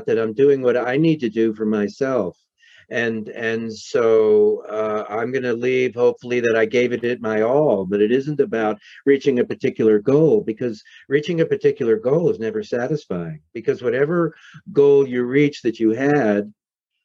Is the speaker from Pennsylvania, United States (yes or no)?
no; New York City, New York, United States; moved away; Growing up in New York City in Manhattan